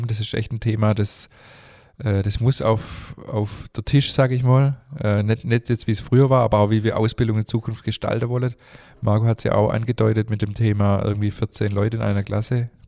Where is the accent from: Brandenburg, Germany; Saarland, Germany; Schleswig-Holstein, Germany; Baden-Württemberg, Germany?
Baden-Württemberg, Germany; Stuttgart; Ich bin in Stuttgart geboren